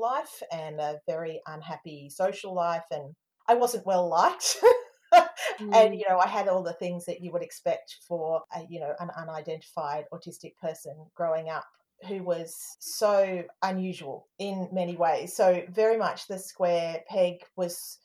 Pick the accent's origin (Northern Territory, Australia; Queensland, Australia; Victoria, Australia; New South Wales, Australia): Northern Territory, Australia; Darwin; I'm Australian. My dad's English. I was born in Darwin